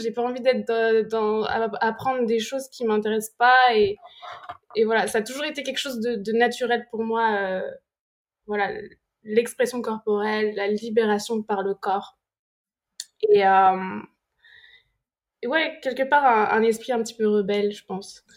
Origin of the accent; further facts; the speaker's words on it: France; moved away; also born or lived in London; Et je disais, "France."